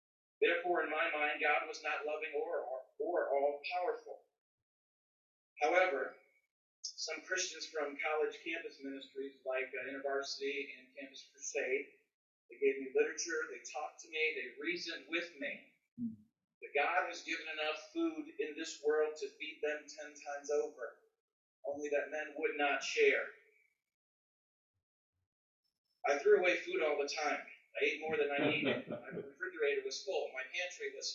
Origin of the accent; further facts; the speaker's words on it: Midwest, United States; I am from the Midwest